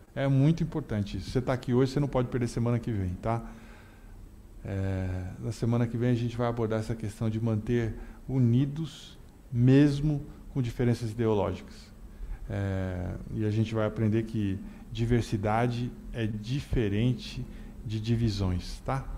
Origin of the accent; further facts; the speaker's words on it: Brazil; Nós somos do Brasil